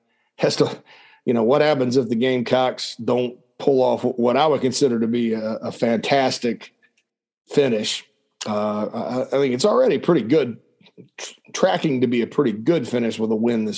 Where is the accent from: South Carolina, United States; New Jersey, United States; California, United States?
South Carolina, United States; Spartanburg; moved away; my hometown of Spartanburg, South Carolina.